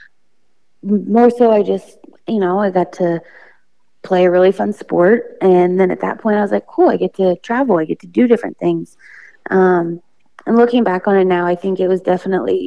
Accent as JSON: {"language": "English", "town": "Carroll", "region": "Ohio", "country": "United States", "said": "Originally, I am from Carroll, Ohio."}